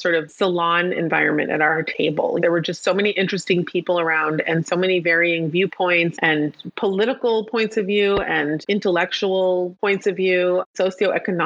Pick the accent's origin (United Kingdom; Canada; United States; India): United States; Palo Alto, California; I grew up in an Orthodox community, but I grew up in Palo Alto, California, where it wasn't by any means a Jewish neighborhood